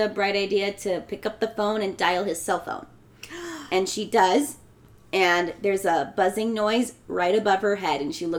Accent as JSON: {"language": "English", "region": "California", "country": "United States", "said": "I'm from California. We don't have attics."}